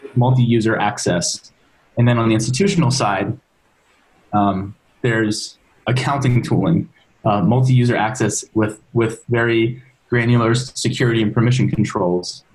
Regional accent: Maryland, United States; moved away as an adult; now in San Francisco, United States; I'm originally from Maryland

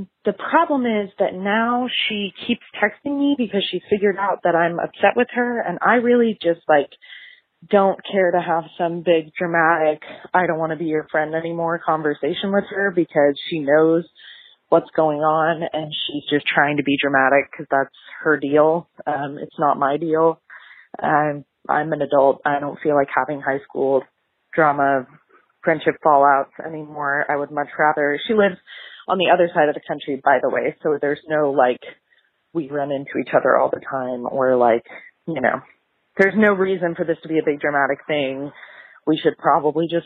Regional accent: Oklahoma, United States; I am from Oklahoma, and I'm 23.

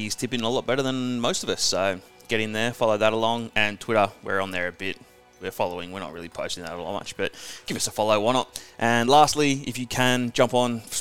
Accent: Perth, Western Australia, Australia; moved away; it's my hometown. I do love Perth

